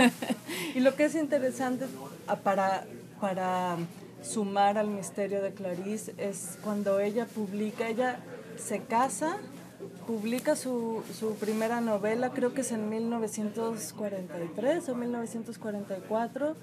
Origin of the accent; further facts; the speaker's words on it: Mexico; moved away as an adult; now in Chicago, United States; yo soy mexicana, tengo cuatro años aquí en Chicago